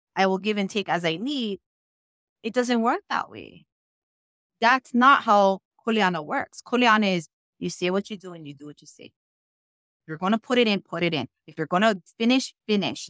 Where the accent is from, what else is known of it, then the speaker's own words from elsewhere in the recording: Molokai, Hawaii, United States; I'm even from Molokai, not in Lahaina.